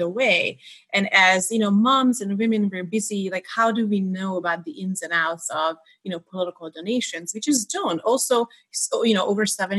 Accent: Hungary; moved away; I was born in Hungary in a tiny little town that's not even marked on the map.

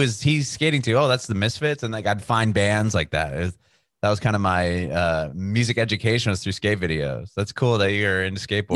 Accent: San Diego, California, United States; I'm from Southern California, from San Diego

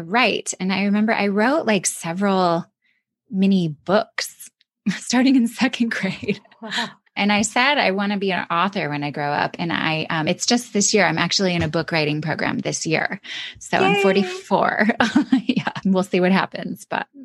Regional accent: Michigan, United States; also born or lived in Atlanta, Georgia; when I was in fifth grade, we moved from Atlanta to Michigan

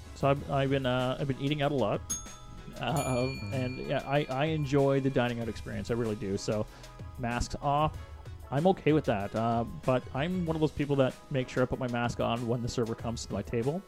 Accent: Canada; as a Canadian

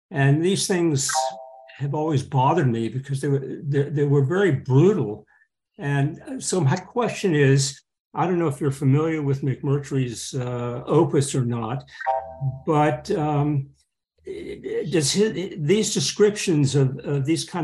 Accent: Texas, United States; I grew up in in Texas. I consider myself to be a Texan at heart.

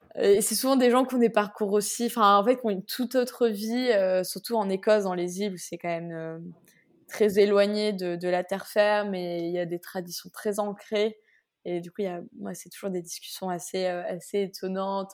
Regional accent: France; je viens de France

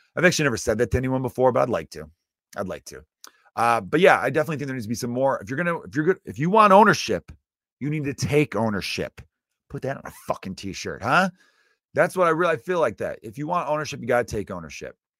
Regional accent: United States; I'm American, but I come from Ir-, uh, pretty much all H-, Irish background.

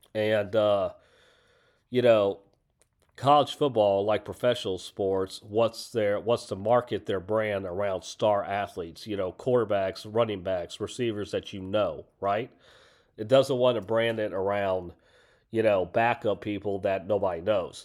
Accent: Houston, Texas, United States; Houston, Texas, my hometown

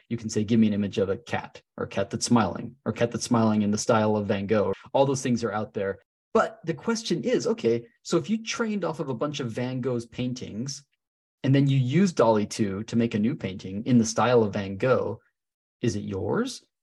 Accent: Salt Lake City, Utah, United States; I'm from Salt Lake City, Utah. So I'm actually teaching in my hometown

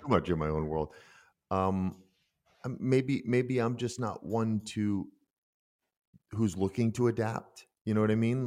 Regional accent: United States; moved away as an adult; also born or lived in Minden, Germany; now in Germany; I'm such an American in that world, but after fourteen years, I know everyone in that village

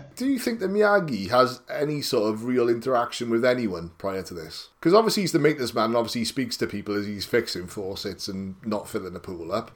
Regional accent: United Kingdom; a sort of teenager growing up in Britain

